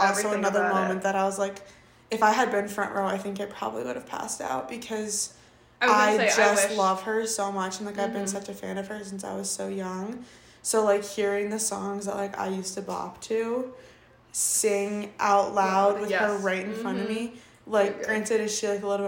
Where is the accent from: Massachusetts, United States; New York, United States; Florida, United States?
Florida, United States; now in Wisconsin, United States; I grew up in Florida